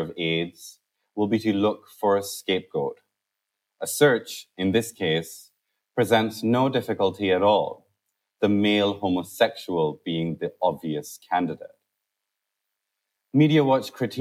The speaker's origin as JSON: {"language": "English", "country": "Pakistan", "tie": "born or raised there", "moved": "yes", "lives_now": "United Kingdom", "said": "For me, it was, growing up in Pakistan"}